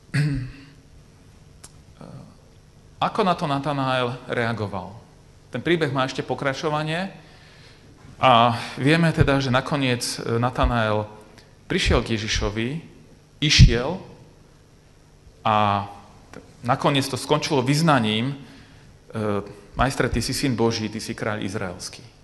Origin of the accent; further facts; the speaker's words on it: Bratislava, Bratislava Region, Slovakia; now in Košice, Slovakia; ja pôvodom pochádzam z Bratislavy a žijem v Košiciach